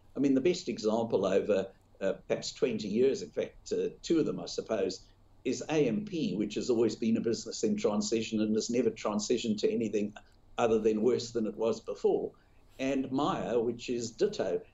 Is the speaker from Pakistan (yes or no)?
no; South Africa; now in Australia; I grew up in South Africa where gold was the biggest subject of conversation in the business press